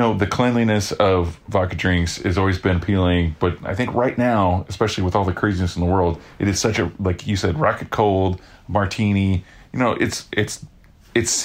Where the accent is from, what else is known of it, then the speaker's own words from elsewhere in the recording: Oklahoma, United States; I'm from Oklahoma